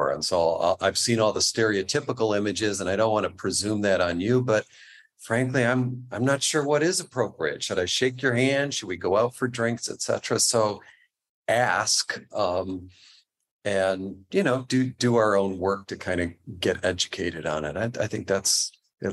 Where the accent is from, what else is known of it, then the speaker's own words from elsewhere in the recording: New York, United States; also born or lived in Midwest; now in California, United States; I grew up in New York